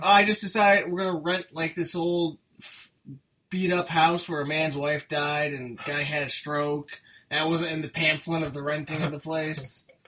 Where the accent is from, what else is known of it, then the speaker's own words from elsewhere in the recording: United States; I'm an American